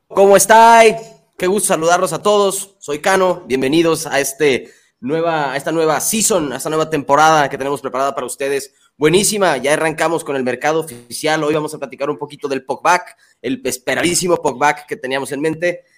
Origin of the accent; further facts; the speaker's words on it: Mexico; soy mexicano